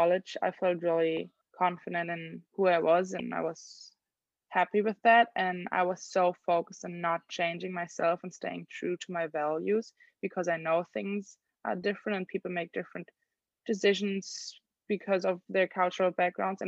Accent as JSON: {"language": "English", "country": "Germany", "first_language": "German", "second_language": "English", "moved": "as an adult", "lives_now": "Los Angeles, United States", "said": "I'm from Germany"}